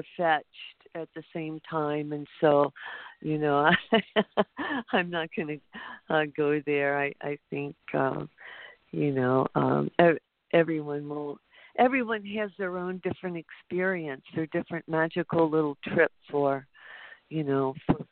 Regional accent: Midwest, United States; now in Hawaii, United States; I was born in the Midwest.

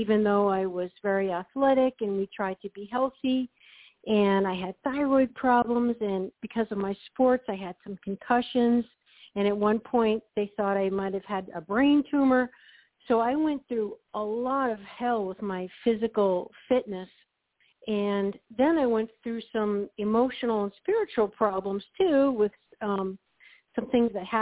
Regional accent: New England, United States; growing up in New England and kind of in a Puritan work ethic

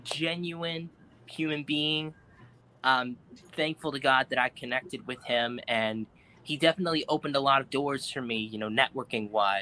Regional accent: Elmwood Park, New Jersey, United States; In my hometown, Elma Park, New Jersey.

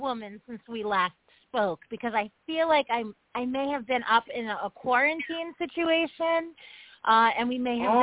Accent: New York City, New York, United States; being a New Yorker, like, you know, and I can only speak for my city

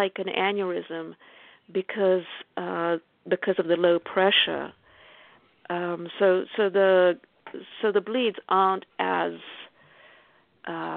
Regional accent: Israel; moved away as an adult; also born or lived in England; now in United States; I was born in England and grew up in Israel. I came to the U.S.

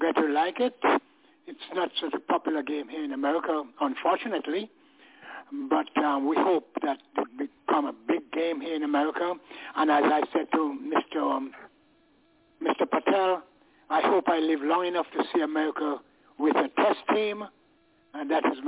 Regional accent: Montserrat; born there; also born or lived in England; I was born in Montserrat, West Indies, educated in England, and played for a club in Middlesex.

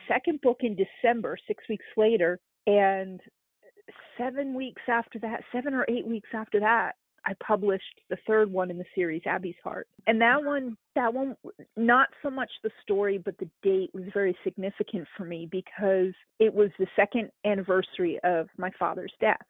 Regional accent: East Coast, United States; moved away as an adult; also born or lived in Arizona; now in Kentucky, United States; growing up on the East Coast

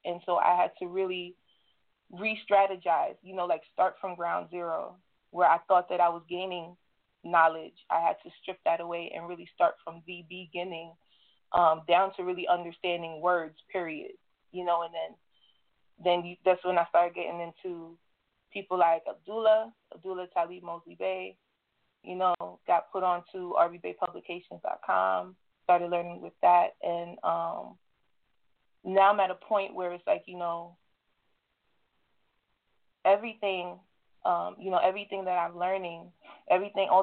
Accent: New York, United States; I'm coming from the New York territory

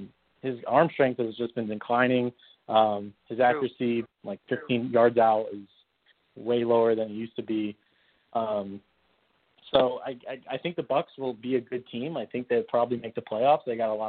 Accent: South Florida, United States; I'm from South Florida. I was born there. I got a lot of family there.

